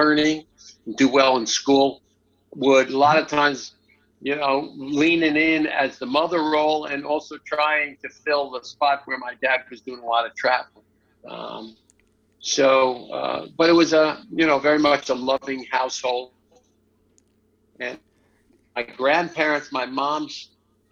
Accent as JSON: {"language": "English", "town": "Lynbrook", "region": "New York", "country": "United States", "tie": "born or raised there", "accent": "Long Island", "said": "I grew up outside of New York City on the South Shore of Long Island"}